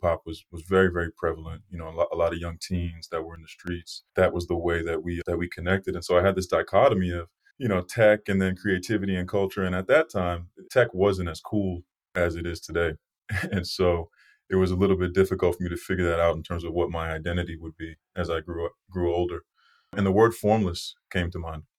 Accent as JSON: {"language": "English", "town": "Brockton", "region": "Massachusetts", "country": "United States", "tie": "born or raised there", "said": "I grew up in Brockton, Massachusetts, right outside of Boston"}